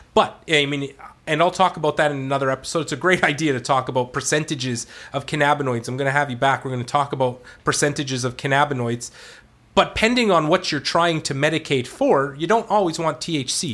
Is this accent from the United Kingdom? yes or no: no; Canada; I'm Canadian.